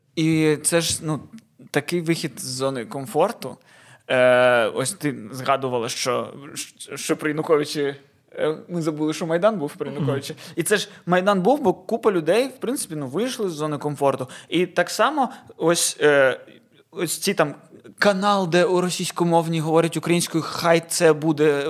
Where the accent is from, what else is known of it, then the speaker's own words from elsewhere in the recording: Odesa, Odesa Oblast, Ukraine; ми українську розмовляємо, будучи людьми з Одеси